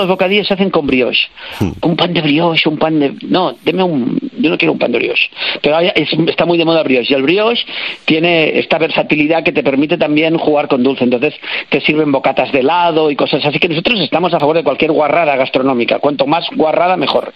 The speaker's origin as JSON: {"language": "Spanish", "region": "Catalonia", "country": "Spain", "said": "Yo soy catalán"}